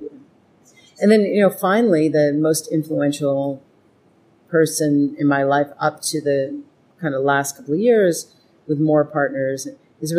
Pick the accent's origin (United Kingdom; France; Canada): Canada; Edmonton, Alberta; moved away; growing up in Edmonton